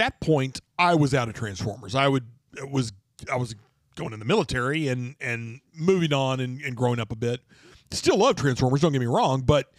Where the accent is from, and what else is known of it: Amarillo, Texas, United States; born or raised there